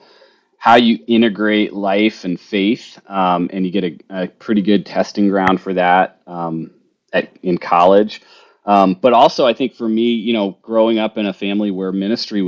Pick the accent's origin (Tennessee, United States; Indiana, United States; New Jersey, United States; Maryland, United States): New Jersey, United States; I grew up in New Jersey